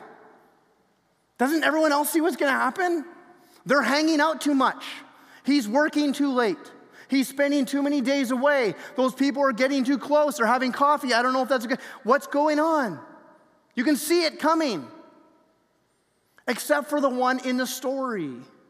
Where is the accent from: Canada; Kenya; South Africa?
Canada; we're Canadian